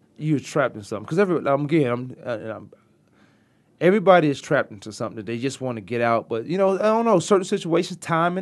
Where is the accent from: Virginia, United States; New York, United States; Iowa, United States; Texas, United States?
Virginia, United States; I've been away from Virginia for so long, I still talk